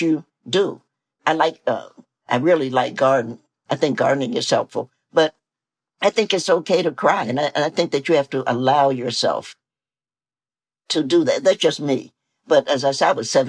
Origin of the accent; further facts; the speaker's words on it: Tennessee, United States; I'm a Southerner, I'm a Tennessean